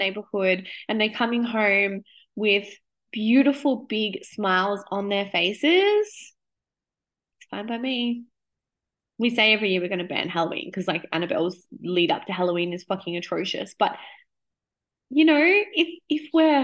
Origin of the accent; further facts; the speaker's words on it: Australia; I'm 37 now, my mom was always like, we don't do that here. We're Australian.